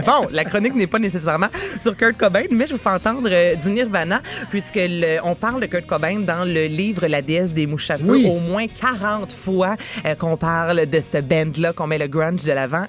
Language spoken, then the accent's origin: French; Varennes, Quebec, Canada; je viens de Varennes.